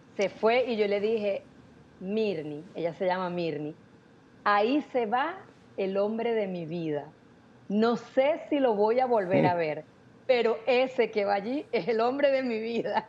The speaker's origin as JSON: {"language": "Spanish", "town": "San Cristóbal", "region": "Táchira", "country": "Venezuela", "tie": "born or raised there", "also_born_or_lived": "Táriba, Venezuela", "moved": "as an adult", "lives_now": "Miami, United States", "said": "yo soy venezolana, soy de San Cristóbal, estado Táchira. Em, me vine para Miami hace 19 años ya, pero nací en ese pueblito"}